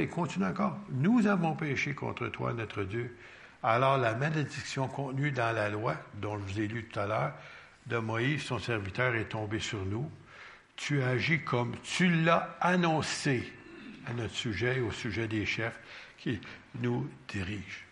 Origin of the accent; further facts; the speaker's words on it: Quebec, Canada; on est québécois.